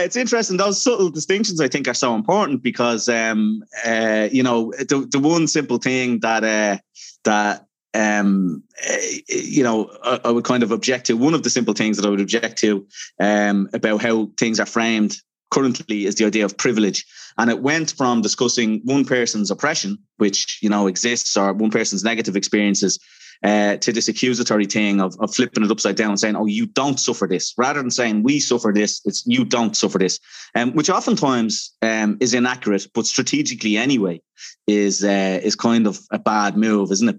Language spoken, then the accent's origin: English; Dublin, Leinster, Ireland; I'm from Dublin.